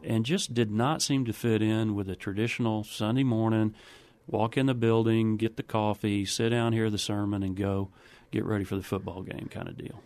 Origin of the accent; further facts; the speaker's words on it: Waco, Texas, United States; also born or lived in New Braunfels, Texas; I grew up in Waco, Texas